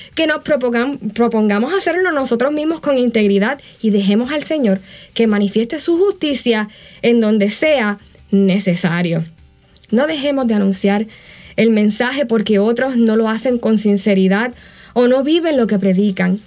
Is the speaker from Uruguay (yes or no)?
no; Puerto Rico; moved away; En ese entonces vivía en Puerto Rico